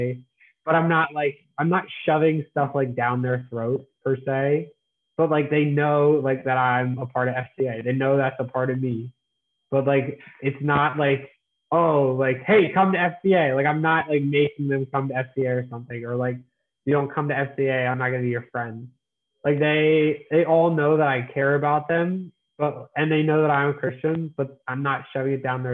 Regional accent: Lancaster, Pennsylvania, United States; also born or lived in Annapolis, Maryland / York, Pennsylvania; I am from Lancaster, Pennsylvania. I go to school at York College of Pennsylvania, so not too far from where I grew up.

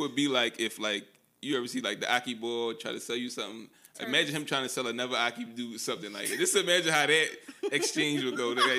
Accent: Philadelphia, Pennsylvania, United States; Yeah, I'm from Philly.

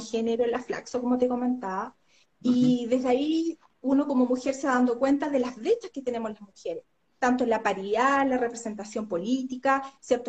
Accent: Santiago, Santiago Metropolitan Region, Chile; moved away as an adult; now in Aysén Region, Chile; Yo llegué en el año 2010 a la región de Aysén soy nacida y criada en Santiago

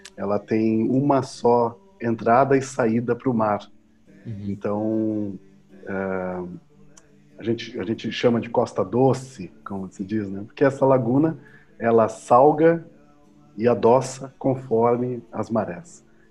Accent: Pelotas, Rio Grande do Sul, Brazil; eu sou natural de Pelotas, Rio Grande do Sul

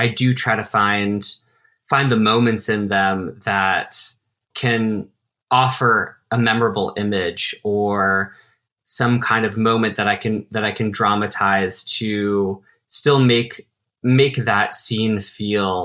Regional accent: Denver, Colorado, United States; moved away as an adult; now in New York City, United States; This is my hometown, is Denver

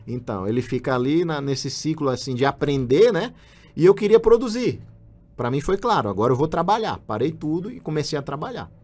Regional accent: João Pessoa, Paraíba, Brazil; moved away; eu não quis voltar para minha cidade natal, que é em João Pessoa, na Paraíba

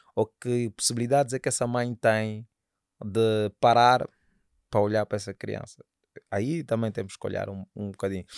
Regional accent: Angola; sou angolano

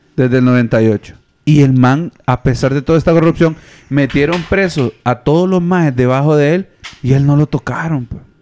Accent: Honduras; nosotros como hondureños

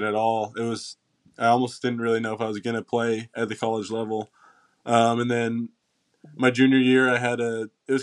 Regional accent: Knoxville, Tennessee, United States; also born or lived in New York / Maryland; I'm pretty much born and raised in Knoxville, Tennessee. I was born here

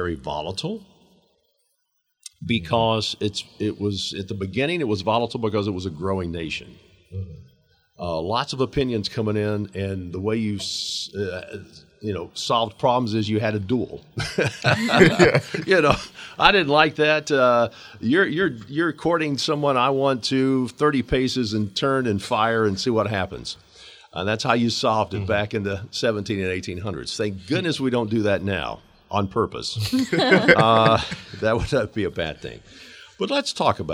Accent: Georgia, United States; who is a white, middle-aged native Georgian.

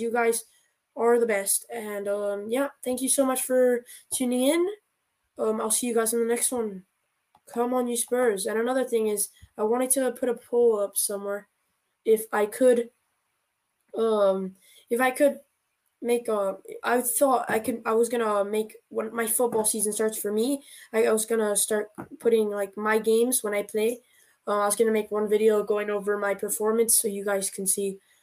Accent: United States; I'm American.

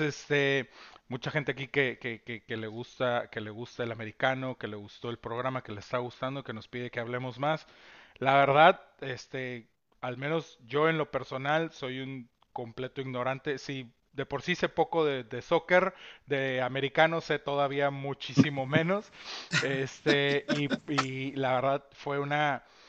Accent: Tampico, Tamaulipas, Mexico; now in Monterrey, Mexico; Omar y yo somos más este, adoptados, regios, regios adoptados. Somos de Tampico, Tamaulipas, los dos

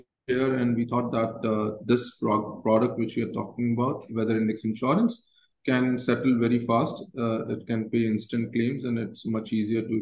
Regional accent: Jodhpur, Rajasthan, India; I basically was born and brought up in Jodhpur, and it's a small town, I would say tier two city in the country

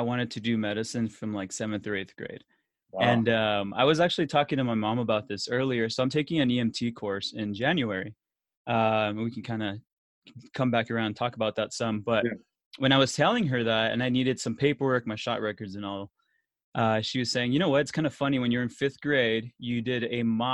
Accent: El Paso, Texas, United States; I'm from El Paso, Texas, which is far west Texas

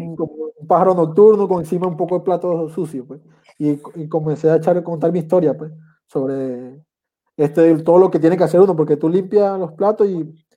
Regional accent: Andes, Venezuela; moved away as an adult; also born or lived in Caraballeda, La Guaira, Venezuela; now in Chile; yo que soy de los Andes

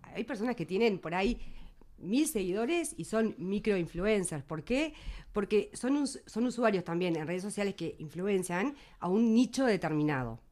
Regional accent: Melo, Cerro Largo, Uruguay; moved away as an adult; also born or lived in Montevideo; Yo me vine de Melo a los 18 años, como se vienen todos los que van a estudiar, eh, se vienen, migran del interior

